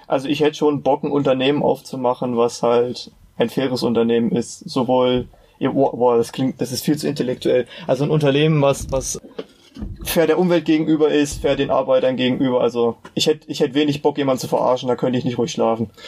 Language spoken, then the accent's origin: German; Meiningen, Thuringia, Germany; Ich komme aus der wunderbaren Stadt Meiningen, die wahrscheinlich kaum ein Mensch kennen wird